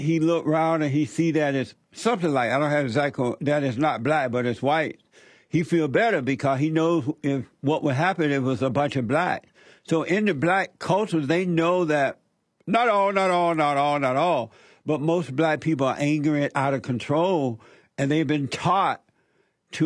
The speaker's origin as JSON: {"language": "English", "region": "Alabama", "country": "United States", "tie": "born or raised there", "said": "I grew up in Alabama. I grew up under the Jim Crow law"}